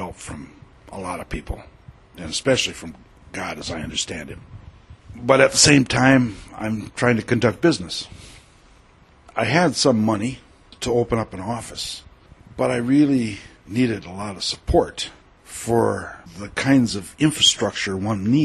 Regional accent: United States; me as an American

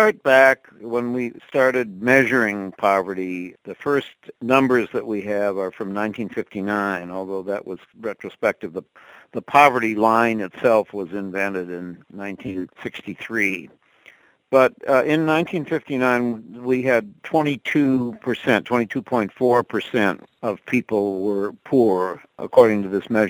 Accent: Minneapolis, Minnesota, United States; moved away; I grew up in Minneapolis in a middle-class household.

